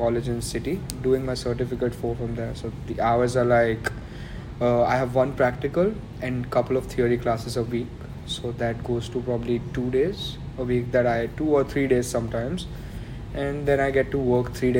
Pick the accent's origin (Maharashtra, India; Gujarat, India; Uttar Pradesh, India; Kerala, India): Gujarat, India; Ahmedabad; moved away as an adult; now in Melbourne, Australia; Ahmedabad, like where I come from, my hometown, that's India